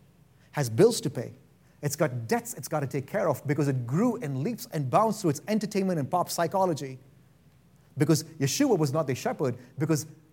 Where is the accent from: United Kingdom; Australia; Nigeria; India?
India; now in Boise, United States; I'm from India and I like rice